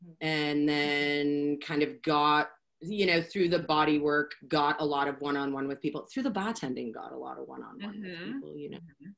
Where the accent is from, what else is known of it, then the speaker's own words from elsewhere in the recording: Boston, Massachusetts, United States; moved away; Oh, I'm from Boston. That's what's wrong with me. I'm from Boston. I moved out here in like 1995, and I really think that I don't have an accent anymore.